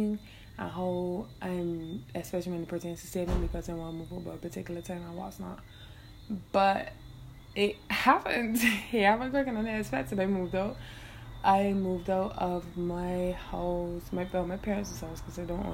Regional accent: Barbados; accent: Bajan; I am Bajan, yes, and while I love to speak in my hometown accent

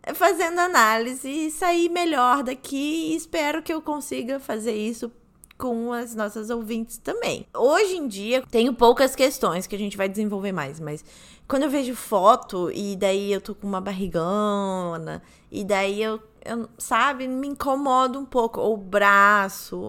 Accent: Rio de Janeiro, Brazil; accent: carioca; moved away; meu sotaque carioca voltando.

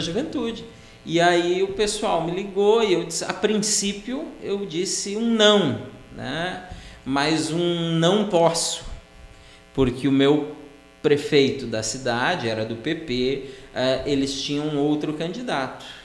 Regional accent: Araricá, Rio Grande do Sul, Brazil; also born or lived in Estância Velha / Nova Hartz; eu nasci em Estância Velha, mas fui morar lá quando pequeno. Aí depois a mudança, fomos para Araricá, me criei em Araricá, sou da região Vale dos Sinos

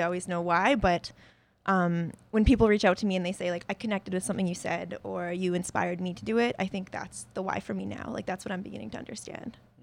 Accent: a village in British Columbia, Canada; also born or lived in Medicine Hat, Alberta / Spruce Grove, Alberta; most of my, like, formative growing up years were spent, uh, in the village. So when people ask me where I was raised, I usually say there because that's where I grew up

